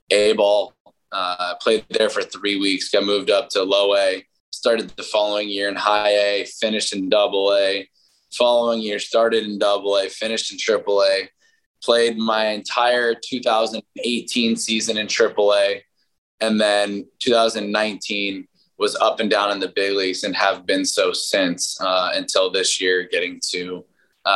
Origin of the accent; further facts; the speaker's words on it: San Diego, California, United States; moved away; I grew up in San Diego